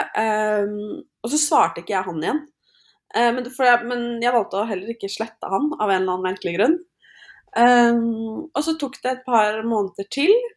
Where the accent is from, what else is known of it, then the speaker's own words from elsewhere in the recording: Norway; now in United States; så flytta vi jo inn i ny leilighet hjemme i Norge